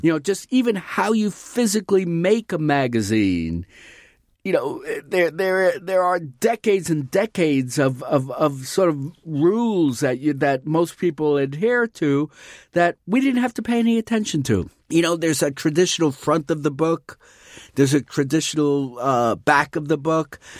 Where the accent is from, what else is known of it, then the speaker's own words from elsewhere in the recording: New York City, New York, United States; When I was growing up in New York City